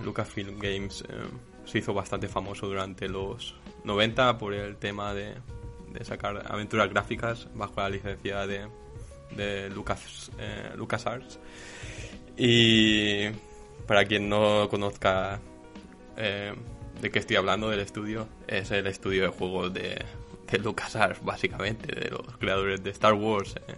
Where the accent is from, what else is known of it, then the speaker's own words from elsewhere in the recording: Badalona, Catalonia, Spain; soy de, de Badalona